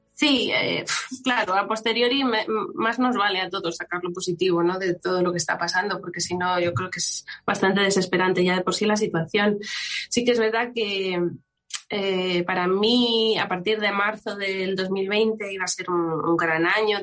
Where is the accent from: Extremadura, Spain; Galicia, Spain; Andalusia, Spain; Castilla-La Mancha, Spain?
Extremadura, Spain; siendo extremeña